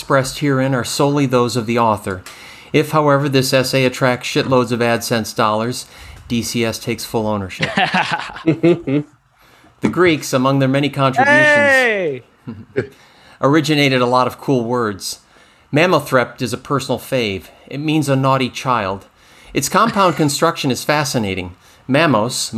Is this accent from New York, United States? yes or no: yes; Finger Lakes, New York, United States; I grew up in the Finger Lakes